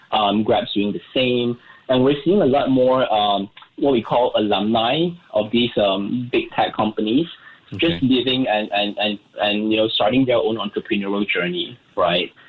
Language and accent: English; Singapore; technically we raised 21.88 million, being very Singaporean here.